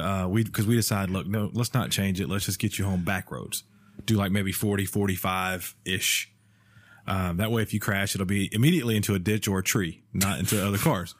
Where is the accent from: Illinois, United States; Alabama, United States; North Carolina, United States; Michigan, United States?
Alabama, United States; I'm from Alabama